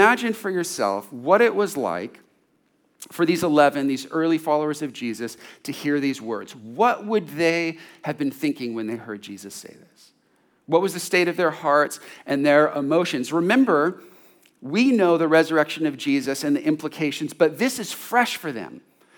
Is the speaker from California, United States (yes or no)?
yes; California, United States; Growing up in California, had been around money and freedom to do any kind of sport and activity and all kinds of pleasures.